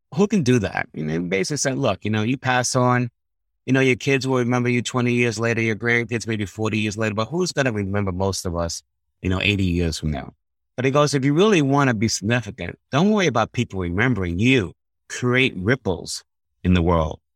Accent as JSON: {"language": "English", "region": "New York", "country": "United States", "said": "I'm from New York originally"}